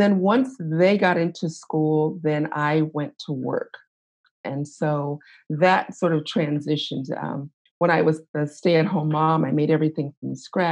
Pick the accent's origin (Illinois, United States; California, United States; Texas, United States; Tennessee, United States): California, United States; Los Angeles; moved away as an adult; now in Midwest, United States; I was born and raised in Los Angeles